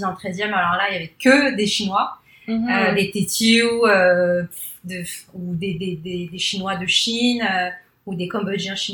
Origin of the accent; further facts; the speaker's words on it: Paris, Île-de-France, France; first language Cantonese; French is a second language; moved away as an adult; also born or lived in Shanghai, China; now in Canada; je, suis née à Paris 20e. Ensuite, après, j'ai vécu en fait dans le 19e, puis après dans le 13e. Donc, je suis issue d'une famille cambodgienne chinoise.